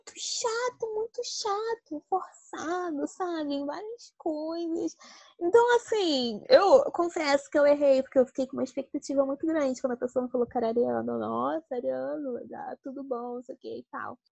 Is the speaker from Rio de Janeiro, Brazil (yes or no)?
yes; Rio de Janeiro, Brazil; eu sou aqui do Rio de Janeiro